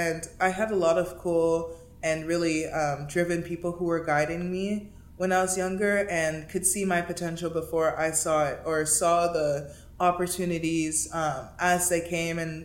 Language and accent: English; Miami, Florida, United States; moved away as an adult; also born or lived in Princeton, New Jersey; now in Los Angeles, United States; someone who I grew up playing with in Miami